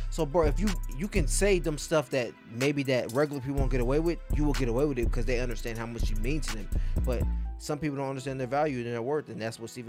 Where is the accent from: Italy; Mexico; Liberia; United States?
Liberia; He's from Nigeria. I'm from Liberia. That has nothing to do with me.